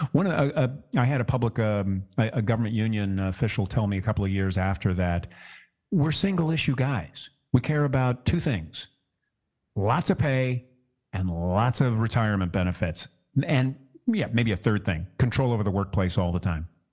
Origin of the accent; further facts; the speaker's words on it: Orange County, California, United States; my hometown here in Orange County